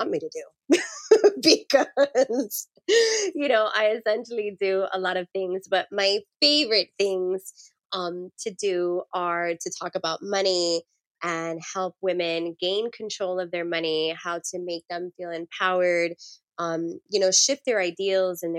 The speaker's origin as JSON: {"language": "English", "town": "Miami", "region": "Florida", "country": "United States", "said": "Us Miami folk"}